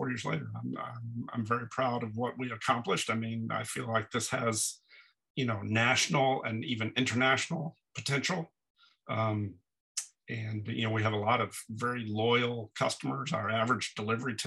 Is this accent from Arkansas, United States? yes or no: no; Dallas, Texas, United States; now in Brooklyn, United States; I'm from Texas originally